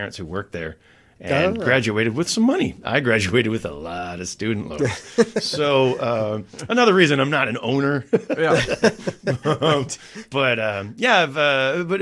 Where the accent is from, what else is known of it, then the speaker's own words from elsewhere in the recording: Chicago, Illinois, United States; moved away as an adult; now in Amsterdam, Netherlands; I grew up in Chicago